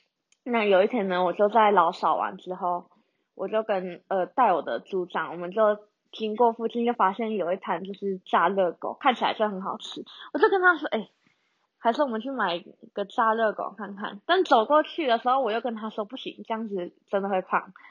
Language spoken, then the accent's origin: Chinese; Taiwan; 香港人也说我是马来西亚人，马来西亚人也问我是不是马来西亚人。啊，就然后台湾人之前也有人问我说，你是不是外籍生？我真的头很痛。我就说，呃，我不是，就是台湾人，只是发音不清楚。